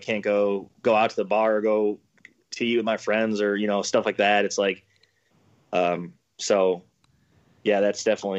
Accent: around Chicago, Illinois, United States; I grew up around Chicago, 30 minutes out of the city.

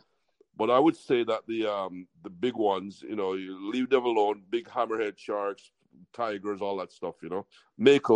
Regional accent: Jamaica; also born or lived in California / Miami; now in West Palm Beach, United States; my mother was going to college, had me in California, moved me back to Jamaica. So I really grew up in an island tradition. That's why I got this accent

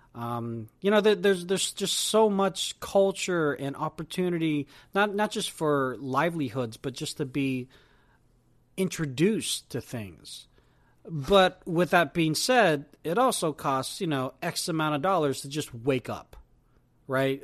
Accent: Silicon Valley, California, United States; being from Silicon Valley

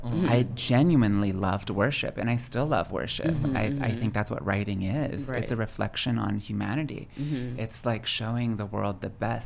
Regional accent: Pennsylvania, United States; moved away; also born or lived in New York; grew up in a tiny little village in southern central Pennsylvania

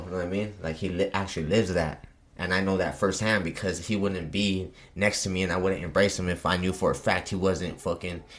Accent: Pueblo, Colorado, United States; I'm from Pueblo

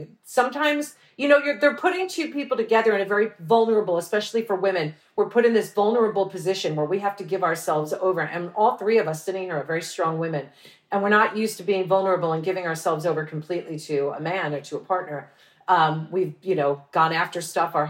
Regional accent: New York, United States; I'm from New York, so it's a melting pot.

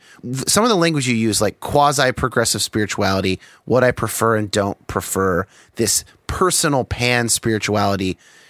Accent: United States; isn't it convenient that I was raised in the United States, and so I'm more likely to think that Christianity is correct?

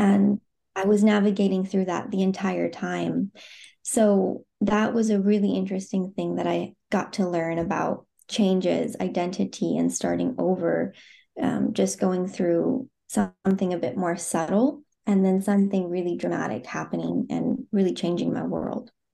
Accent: Phoenix, Arizona, United States; moved away as an adult; now in Zurich, Switzerland; I am, um, born and raised in the U S, Um, I grew up in Phoenix, Arizona

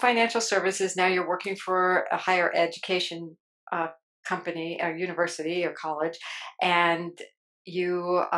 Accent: New Jersey, United States; I'm from Jersey too

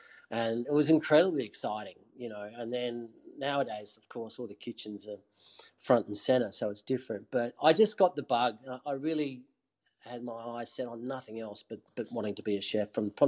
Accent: Adelaide, South Australia, Australia; You know, I came from Adelaide where we were, you know, doing 60 people on a Saturday night sort of thing

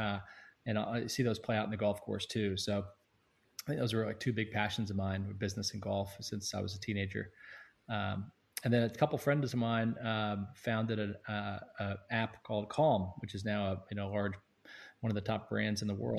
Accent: Sanford, North Carolina, United States; moved away as an adult; also born or lived in St Andrews, Scotland / United Kingdom; now in Bay Area, United States; I grew up in Sanford, North Carolina, near Pinehurst

